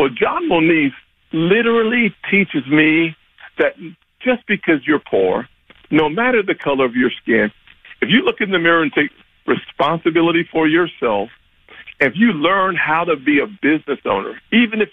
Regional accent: South Carolina, United States; I was growing up in South Carolina.

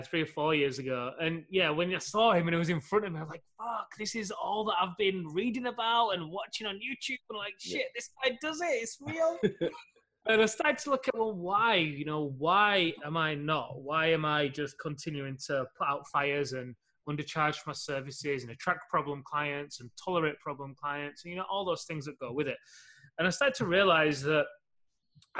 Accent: Leeds, Yorkshire and the Humber, United Kingdom; UK, Leeds, a couple of hours north of your homeland

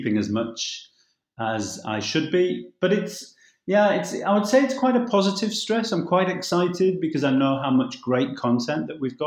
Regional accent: Lake District National Park, near Kendal, North West England, United Kingdom; moved away; I'm from the Lake District National Park, which is really close to Kendal. I grew up in a mountain environment

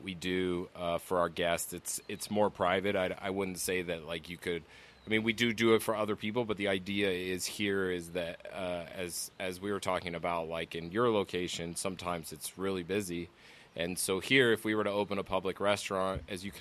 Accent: Los Angeles, California, United States; moved away as an adult; also born or lived in Arizona; I'm born and raised in Los Angeles

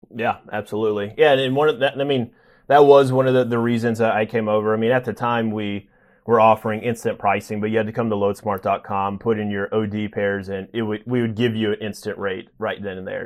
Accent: a town just north of Nashville, Tennessee, United States; moved away as an adult; also born or lived in Knoxville, Tennessee; now in New York, United States; grew up in a town just north of Nashville, about 30 minutes, and spent the majority of my life in, in Tennessee

